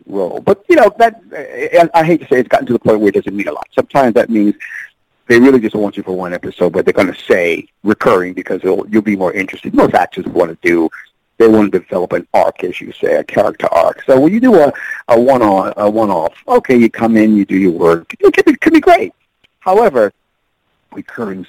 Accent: New York, United States; moved away; also born or lived in Los Angeles; I'm a New Yorker, but I haven't been living there in a while

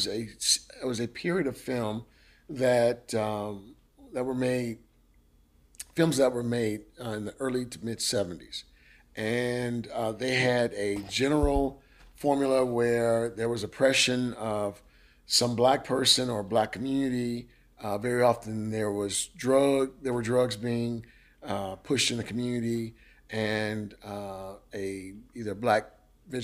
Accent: Memphis, Tennessee, United States; now in South Louisiana, United States; if you're from Memphis, you grew up in the 80s and 70s like

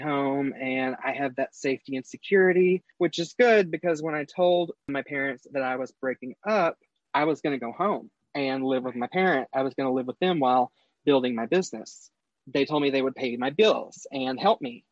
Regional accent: North Texas, United States; moved away as an adult; now in Eastern Kentucky, United States; I'm originally from North Texas. I live in Eastern Kentucky now

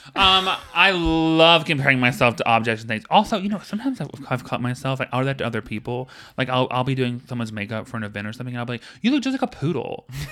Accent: the South, United States; now in Los Angeles, United States; I'm from the South

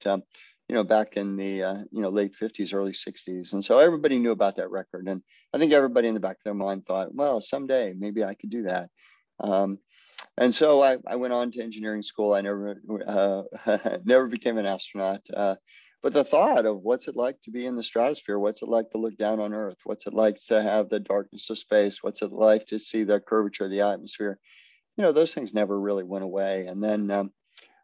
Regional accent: Florida, United States; I grew up in Florida

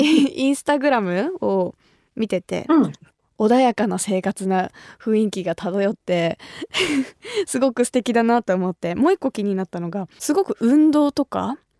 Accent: Kumamoto, Japan; accent: Kumamoto dialect; now in Tokyo, Japan; 私が生まれ育った熊本

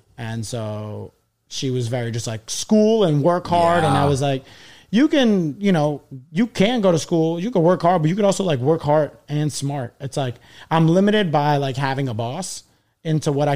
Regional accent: New York City, New York, United States; now in Manhattan, United States; I grew up in Astoria.

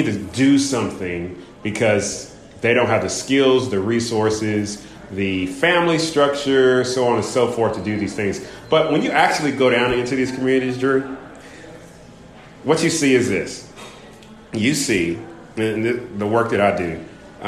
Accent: California, United States; moved away as an adult; also born or lived in Kentucky, Louisville area; So I grew up in Kentucky, then moved to California, grew up there

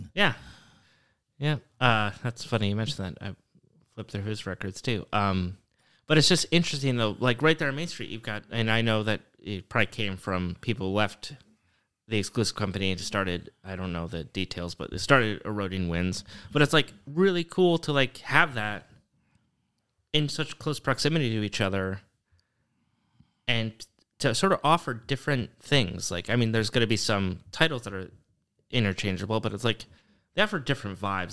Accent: Michigan, United States; moved away as an adult; also born or lived in Portland; now in Oshkosh, United States; growing up in Michigan

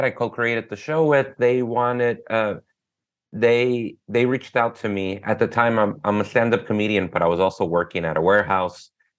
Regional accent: Los Angeles, California, United States; Born and raised in Los Angeles.

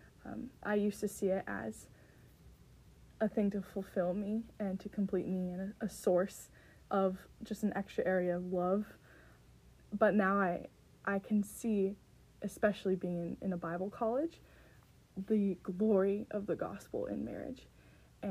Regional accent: California, United States; moved away as an adult; now in Minnesota, United States; I am from California

